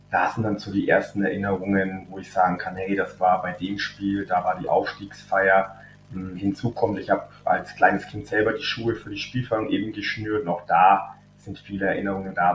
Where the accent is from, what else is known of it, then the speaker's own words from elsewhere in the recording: Fürth, Bavaria, Germany; Also unser Stadion, der Sportpark Kronhof, der steht ja im Laubenweg und ich bin eben im Laubenweg auch aufgewachsen, also in unmittelbarer Nähe zum Stadion